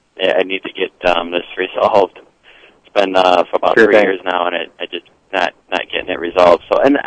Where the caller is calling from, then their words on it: Temperance, Michigan, United States; I live in Temperance, Michigan. It's on the southeast corner, right down by the Ohio border, actually.